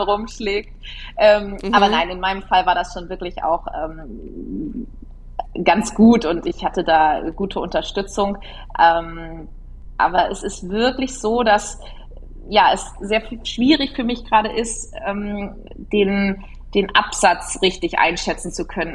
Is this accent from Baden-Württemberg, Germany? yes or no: no; Bockstedt, Lower Saxony, Germany; also born or lived in Göttingen; habe hier den Betrieb von meinen Eltern jetzt mittlerweile in der 14. Generation übernommen. Wir leben hier in Niedersachsen, genauer gesagt im Landkreis Diepholz, aber das kleine Dorf mit 300 Einwohnern äh, in Bockstedt